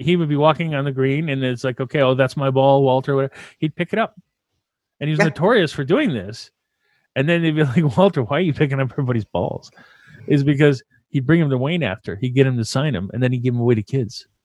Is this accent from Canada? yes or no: yes; Canada; we're French, uh, we're French Canadian